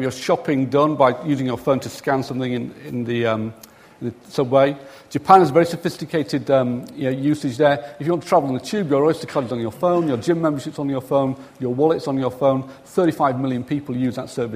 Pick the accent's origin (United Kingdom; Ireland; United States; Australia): United Kingdom; the north of England; accent: northern; My mumbling northern accent